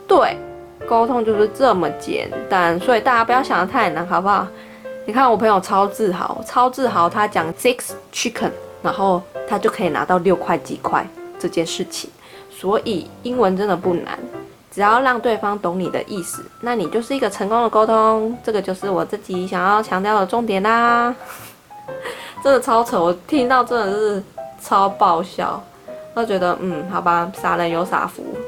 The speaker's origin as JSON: {"language": "Chinese", "town": "Taipei", "country": "Taiwan", "said": "我说我是从台湾来的，然后她就说台湾的哪里，我说台北"}